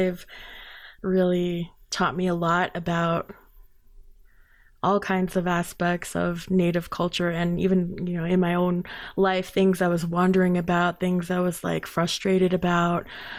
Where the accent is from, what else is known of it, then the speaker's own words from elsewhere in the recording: Crownpoint, New Mexico, United States; Just like myself, I grew up in Crown Point where there wasn't a lot, and I knew I just wanted to bring other people's passion to light